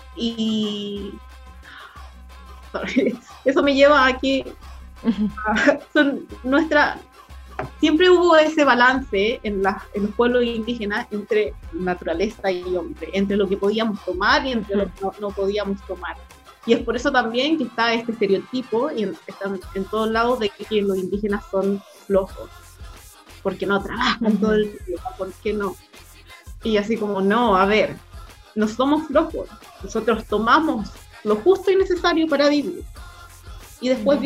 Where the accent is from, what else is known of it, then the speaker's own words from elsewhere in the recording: Chile; now in Hawaii, United States; soy chilena también